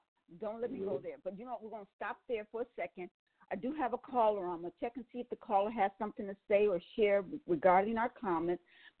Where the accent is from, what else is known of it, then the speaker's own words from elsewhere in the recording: Milwaukee, Wisconsin, United States; as a kid growing up in Milwaukee, Wisconsin